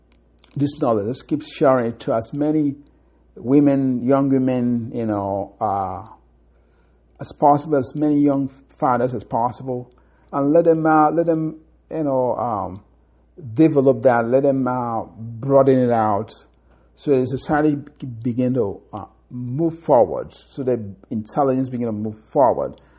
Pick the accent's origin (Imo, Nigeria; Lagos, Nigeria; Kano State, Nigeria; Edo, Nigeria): Imo, Nigeria; Akokwa; in Africa, in Nigeria, in my hometown, Akokwa